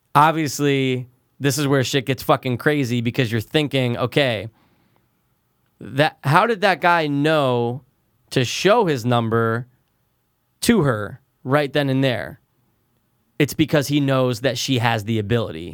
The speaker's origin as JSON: {"language": "English", "country": "United States", "said": "we're American"}